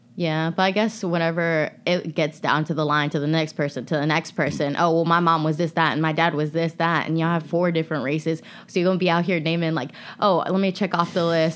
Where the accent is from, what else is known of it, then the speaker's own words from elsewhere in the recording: United States; I was born here